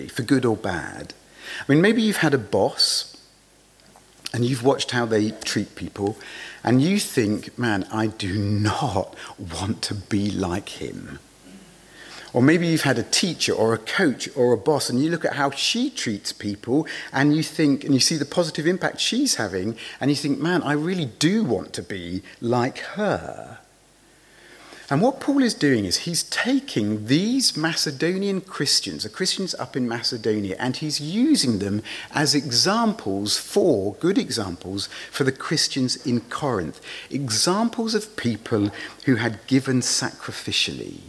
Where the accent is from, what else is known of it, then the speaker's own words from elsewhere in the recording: England, United Kingdom; being English, I was brought up to believe that there are some things that polite people never talk about